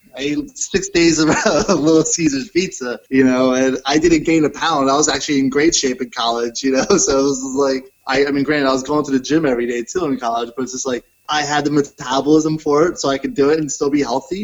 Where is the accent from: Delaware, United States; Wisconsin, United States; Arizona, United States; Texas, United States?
Delaware, United States; Newport; moved away as an adult; now in Boston, United States; I grew up in Newport, Delaware